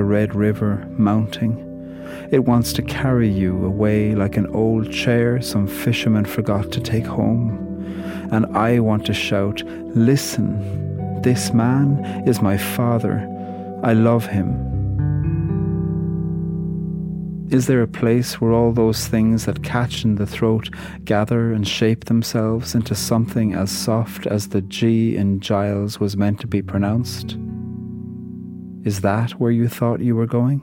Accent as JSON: {"language": "English", "country": "Ireland", "said": "I'm a poet from Ireland"}